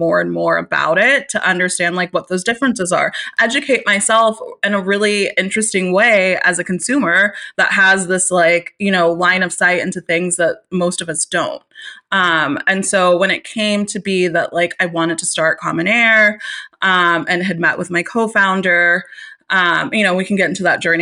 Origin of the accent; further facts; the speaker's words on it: Austin, Texas, United States; Austin, Texas, which is my hometown